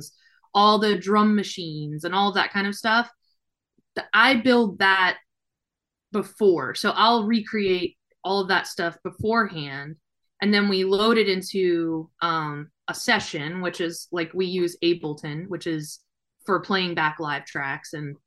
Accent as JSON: {"language": "English", "town": "New Orleans", "region": "Louisiana", "country": "United States", "tie": "born or raised there", "moved": "as an adult", "lives_now": "Nashville, United States", "said": "We both, my husband and I grew up in New Orleans."}